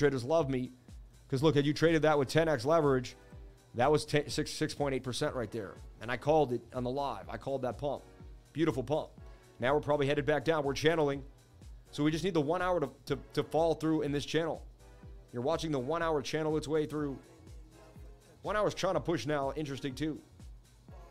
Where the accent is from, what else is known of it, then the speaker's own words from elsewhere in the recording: United States; I'm American, man. I was born in America.